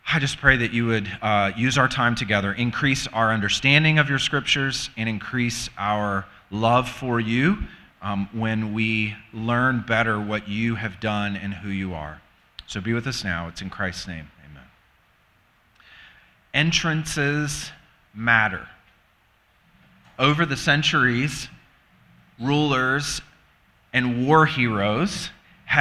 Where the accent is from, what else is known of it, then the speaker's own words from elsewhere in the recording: the South, United States; moved away as an adult; also born or lived in Virginia; now in Michigan, United States; We're from the South and ministered in the South